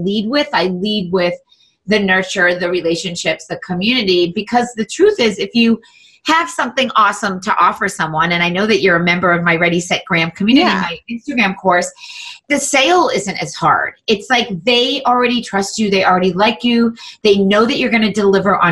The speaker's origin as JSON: {"language": "English", "town": "Andover", "region": "Massachusetts", "country": "United States", "tie": "born or raised there", "said": "I grew up in Andover, Massachusetts"}